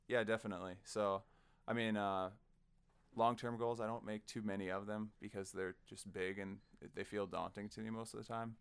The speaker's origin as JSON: {"language": "English", "town": "Sioux Falls", "region": "South Dakota", "country": "United States", "tie": "born or raised there", "said": "I'm a South Dakotan kid. Uh, I grew up in Sioux Falls"}